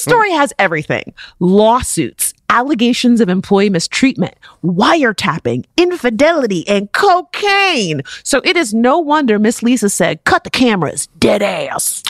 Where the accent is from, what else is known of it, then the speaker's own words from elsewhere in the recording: South Florida, United States; also born or lived in Michigan; I'm from South Florida